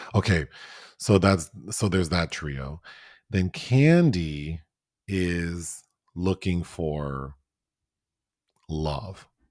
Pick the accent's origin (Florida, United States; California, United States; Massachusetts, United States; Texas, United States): California, United States; Southern; I grew up in Southern California